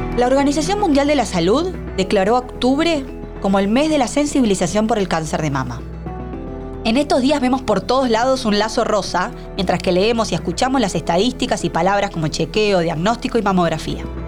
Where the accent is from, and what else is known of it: Argentina